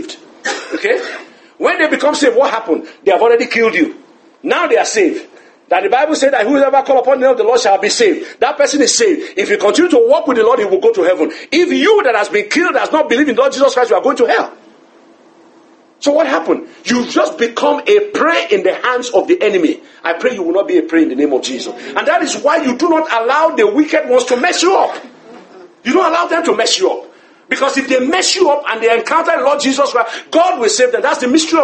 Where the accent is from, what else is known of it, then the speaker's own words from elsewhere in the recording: Lagos, Nigeria; I grew up in Lagos